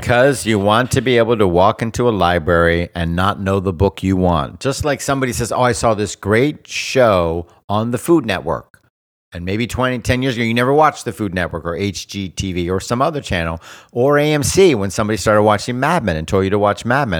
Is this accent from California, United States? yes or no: no; South Florida, United States; I grew up in South Florida with the Keys